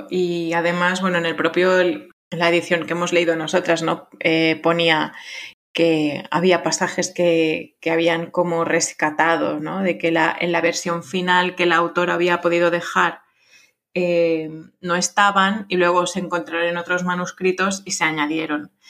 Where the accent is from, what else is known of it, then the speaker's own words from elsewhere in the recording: France; Spanish is a second language; aunque a mí me guste más, pues soy francesa, pero bueno.